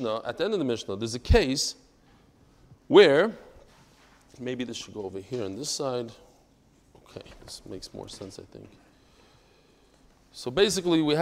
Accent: Lakewood, New Jersey, United States; I was born in New Jersey, but only in Lakewood. That's the only place I know.

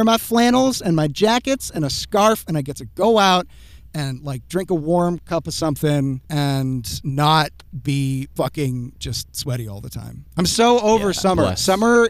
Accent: New England, United States; I grew up in New England, man.

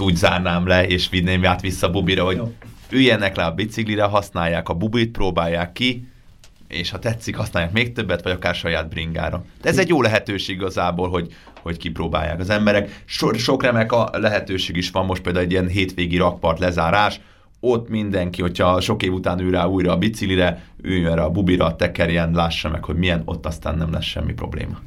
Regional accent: Budapest, Hungary; még Budapesten nőttem fel

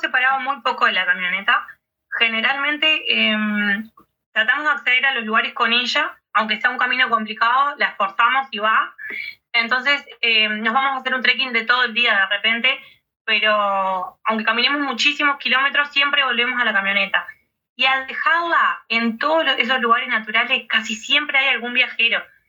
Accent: Uruguay; acá en el este de nuestro país

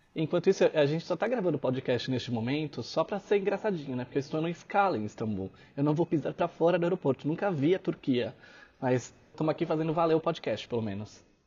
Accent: Brazil; eu sou brasileiro

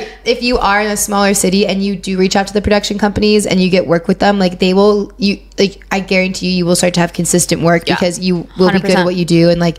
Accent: Pittsburgh, Pennsylvania, United States; moved away; And I'm originally from Pittsburgh

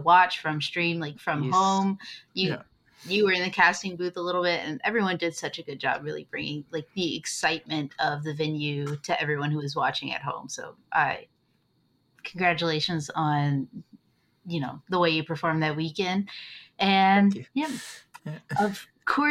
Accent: United States; as an American

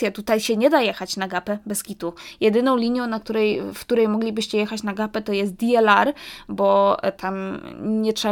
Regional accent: London, United Kingdom; jak ja byłam mała i dorastałam w Londynie, to ja mieszkałam w strefie szóstej.

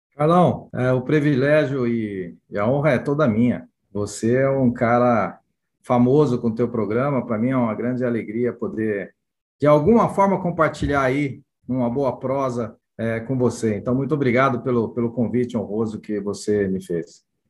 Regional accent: Campinas, São Paulo, Brazil; also born or lived in Recife, Pernambuco; eu nasci em Recife, eu sou da minha família é de Recife e Pernambuco, mas meus pais foram transferidos para cá no início dos anos 60, então eu praticamente fui criado em Campinas

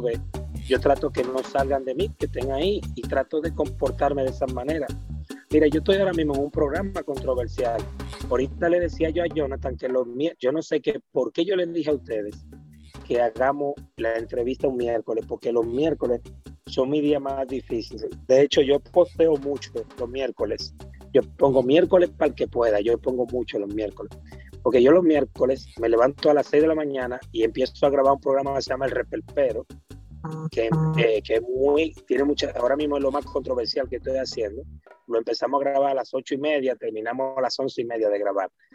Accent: Santo Domingo, Distrito Nacional, Dominican Republic; soy villajuanero

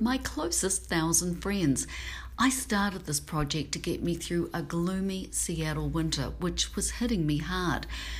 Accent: New Zealand; moved away; I'm from New Zealand

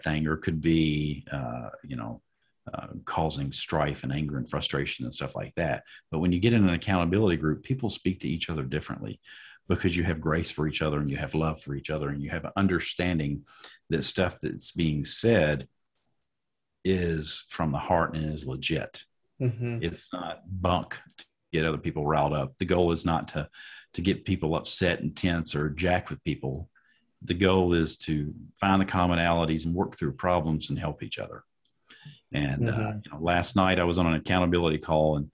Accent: Tennessee, United States; I'm Southern biscuit fried. I live in Lebanon, East Nashville

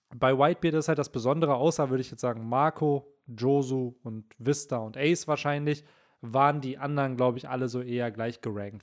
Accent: Bielefeld, North Rhine-Westphalia, Germany; hier bei uns in Bielefeld

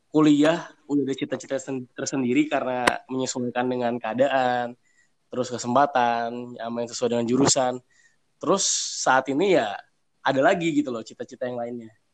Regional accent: Lampung, Indonesia; Makanya saya memutuskan untuk tinggal dulu di uh, di Lampung tempat asal saya dulu.

